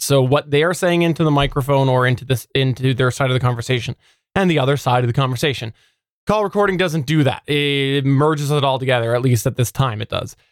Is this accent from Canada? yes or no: yes; Canada; as a Canadian